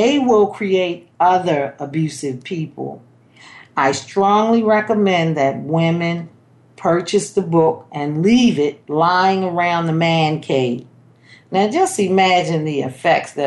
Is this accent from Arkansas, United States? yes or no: no; Baltimore, Maryland, United States; I was born in Baltimore, Maryland